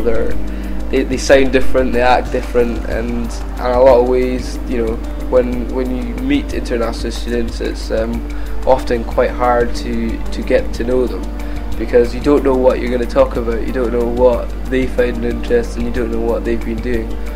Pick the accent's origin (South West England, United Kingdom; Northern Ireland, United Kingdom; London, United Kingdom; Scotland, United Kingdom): Scotland, United Kingdom; Keith; now in Edinburgh, United Kingdom; I lived in the northeast at a town called Keith where I went to Keith Grammar School